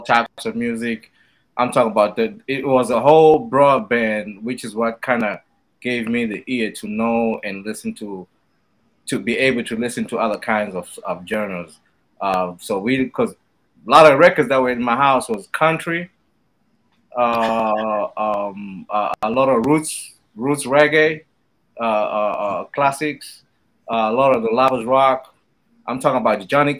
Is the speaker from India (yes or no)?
no; Zimbabwe; I'm from Southern Africa, Zimbabwe